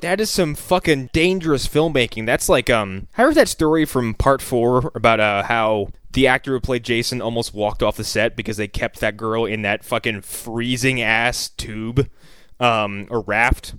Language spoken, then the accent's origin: English; East Coast, United States; we're all from the East Coast.